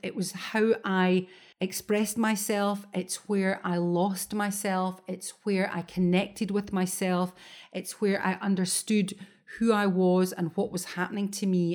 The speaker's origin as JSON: {"language": "English", "region": "Scotland", "country": "United Kingdom", "said": "as a Scot, it's always raining in Scotland"}